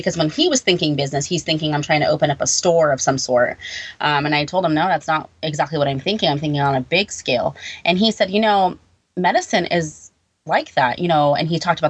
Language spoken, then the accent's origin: English; California, United States; now in New York, United States; You know, I moved from California to New York.